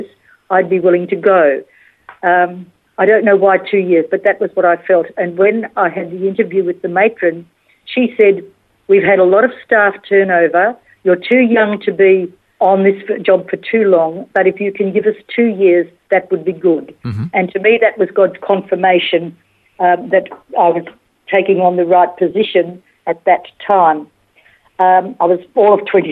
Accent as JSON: {"language": "English", "region": "country Victoria", "country": "Australia", "tie": "born or raised there", "moved": "yes", "lives_now": "Perth, Australia", "said": "I was actually raised in country Victoria"}